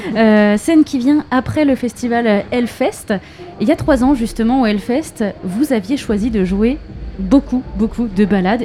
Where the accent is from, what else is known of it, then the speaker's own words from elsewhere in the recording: Brittany, France; je suis une Bretonne